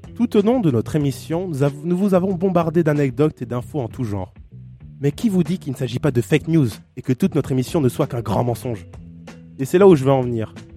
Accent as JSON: {"language": "French", "country": "Guadeloupe", "said": "je viens de la Goloupe"}